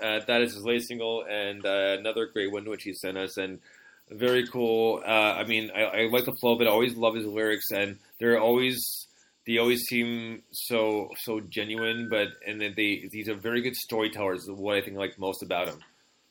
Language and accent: English; London, Ontario, Canada; this band coming up is from London, Ontario, so my hometown here.